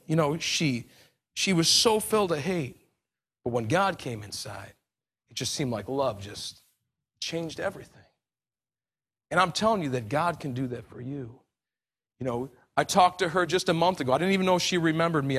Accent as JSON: {"language": "English", "country": "United States", "said": "I'm American to a fault"}